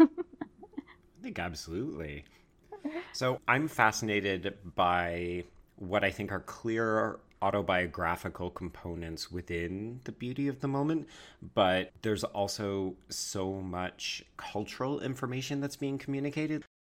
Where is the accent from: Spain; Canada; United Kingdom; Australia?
Canada; Western Canada; me who grew up in Western Canada